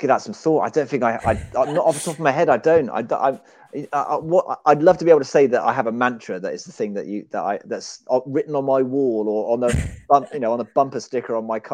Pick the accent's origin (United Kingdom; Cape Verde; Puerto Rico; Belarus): United Kingdom; Fleet, South East England; right here in my hometown of Fleet